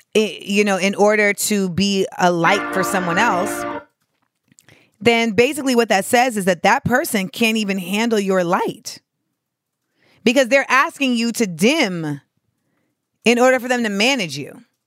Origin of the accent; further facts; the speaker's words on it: Florida, United States; moved away as an adult; I'm from Florida